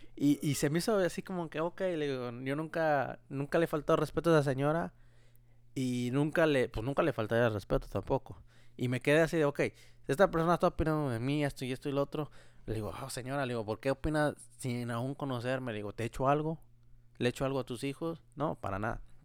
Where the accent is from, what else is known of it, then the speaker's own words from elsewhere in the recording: Mexico; moved away; estaba yo en mi pueblo, allá en México